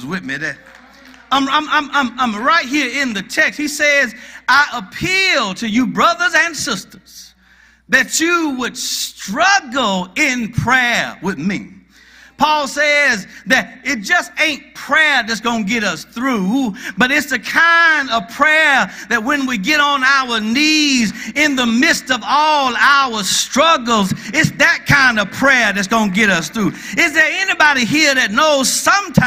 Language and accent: English; Athens, Georgia, United States; also born or lived in Gainesville, Georgia; I'm from Gainesville, Georgia. However, when I was 6 years old, my father got a job with the University of Georgia. And he moved me from Gainesville, Georgia, to Athens, Georgia.